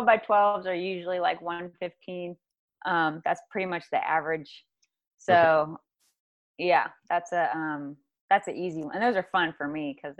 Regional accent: South Carolina, United States; now in Santa Barbara, United States; I came from the South, South Carolina.

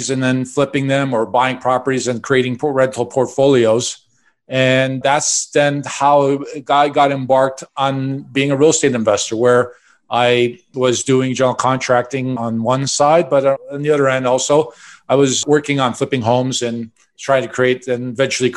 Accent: Chicago, Illinois, United States; I grew up in Chicago

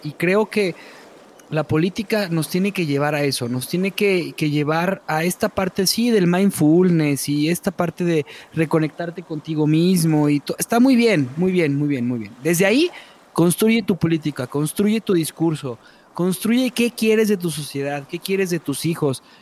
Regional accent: Mexico; En México somos mexicanos

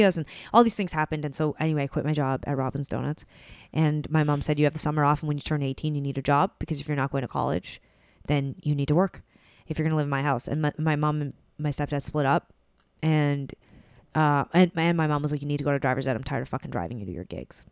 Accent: Calgary, Alberta, Canada; moved away as an adult; also born or lived in Vancouver; we grew up in Calgary, it's all highways

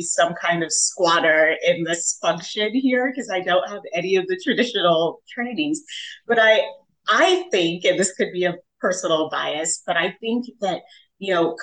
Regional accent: Jamaica; now in United States; I was born in Jamaica.

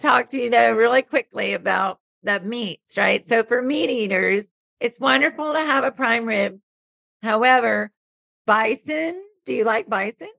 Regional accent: the South, United States; I'm born and raised in the South. So I grew up with humidity

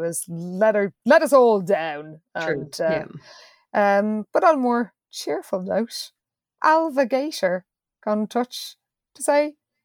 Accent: East Coast of Ireland, Leinster, Ireland; we are all from the East Coast, and that was the Pale

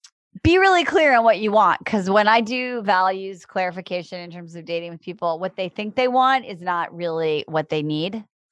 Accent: Iowa, United States; also born or lived in Chicago; now in Los Angeles, United States; I grew up in Iowa in a town, not on the farm. And I live in Los Angeles and I've lived in Chicago.

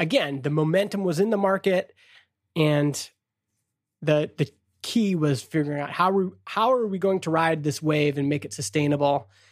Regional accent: Stony Plain, Alberta, Canada; I'm a kid from Stony Plain, Alberta

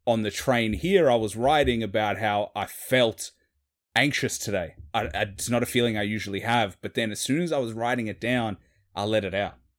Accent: Australia; accent: city Australian; I'm Australian

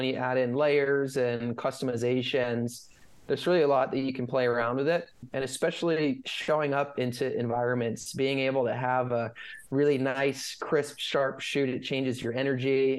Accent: Northern California, United States; moved away as an adult; also born or lived in Colorado / Los Angeles / New York / London; now in San Diego, United States; I grew up in California.

